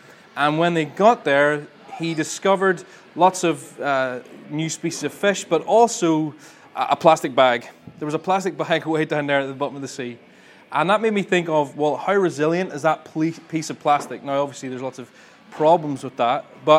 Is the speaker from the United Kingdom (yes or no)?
yes; Ballymena, Northern Ireland, United Kingdom; I'm originally from Ballymena, although you probably can't hear it in my accent.